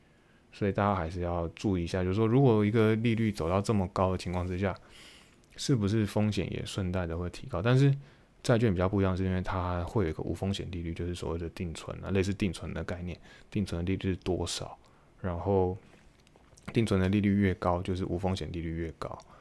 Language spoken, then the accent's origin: Chinese; Taiwan; 对于我们从台湾来的，就会觉得非常的不可思议